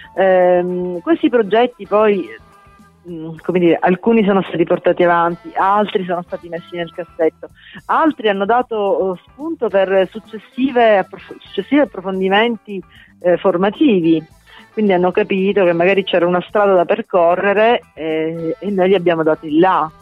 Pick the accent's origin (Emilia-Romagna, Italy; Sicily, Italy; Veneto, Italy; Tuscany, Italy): Sicily, Italy; da siciliana a Roma